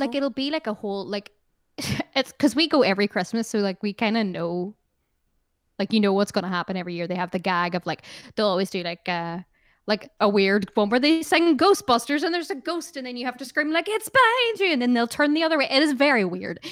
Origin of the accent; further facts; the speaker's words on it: Ireland; I love being Irish